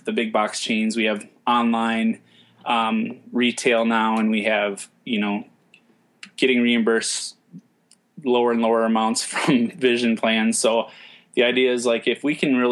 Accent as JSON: {"language": "English", "region": "Minnesota", "country": "United States", "said": "I'm from Minnesota"}